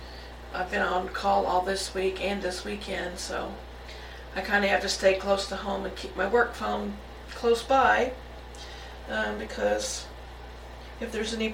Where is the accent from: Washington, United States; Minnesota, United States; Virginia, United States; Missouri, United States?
Missouri, United States; Now, I'm originally from Missouri, so I kind of know what cold weather is